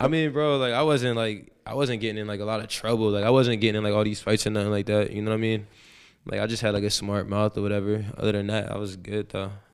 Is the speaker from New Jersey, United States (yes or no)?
yes; Woodbury, New Jersey, United States; moved away; also born or lived in Camden, New Jersey; I'm from South Jersey, a city called Camden, I was born there and I was raised in, uh, Woodbury, New Jersey.